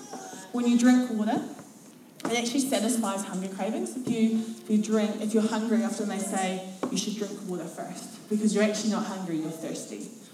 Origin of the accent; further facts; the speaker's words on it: Otago, New Zealand; I'm from Central Otago. We don't do that here.